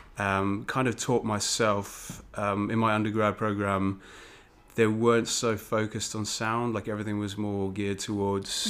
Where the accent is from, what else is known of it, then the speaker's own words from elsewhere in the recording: Cape Town, Western Cape, South Africa; moved away as an adult; now in United Kingdom; I'm originally from South Africa, from Cape Town. I've been living in the UK for about 11 years now.